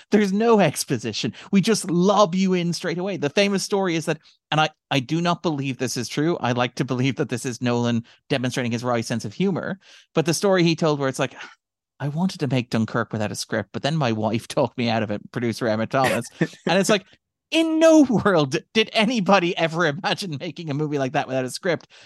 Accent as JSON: {"language": "English", "country": "Ireland", "said": "we are Irish people"}